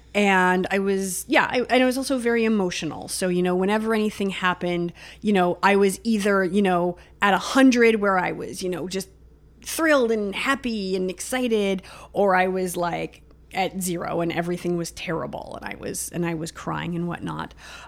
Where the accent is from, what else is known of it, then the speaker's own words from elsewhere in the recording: Pickering, Ontario, Canada; So I grew up just outside of Toronto. So I grew up in a suburb, Ajax, Pickering, that area.